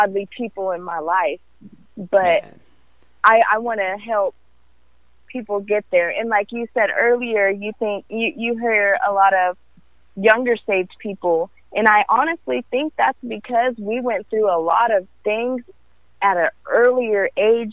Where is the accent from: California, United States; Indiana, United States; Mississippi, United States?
California, United States; also born or lived in Africa; now in Texas, United States; I'm originally from California